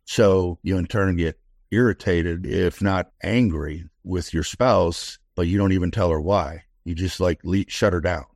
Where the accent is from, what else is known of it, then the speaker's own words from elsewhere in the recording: Detroit, Michigan, United States; now in Austin, United States; I was raised in Detroit, Michigan in the sixties and seventies